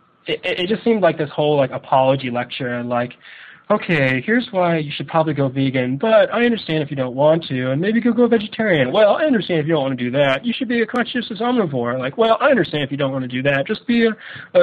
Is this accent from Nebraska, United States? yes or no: yes; Omaha, Nebraska, United States; I'm this guy from Omaha